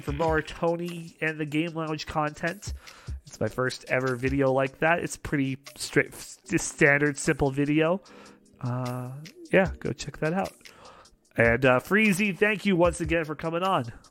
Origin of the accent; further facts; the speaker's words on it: Canada; being Canadian